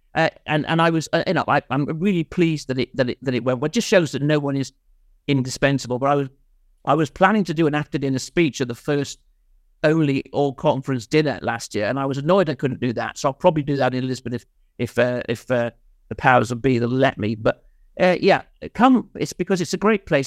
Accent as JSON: {"language": "English", "region": "Wales", "country": "United Kingdom", "also_born_or_lived": "Nottingham", "moved": "yes", "lives_now": "London, United Kingdom", "said": "I was just a kid off the wreck from Wales, you know. I came from Mid-Wales"}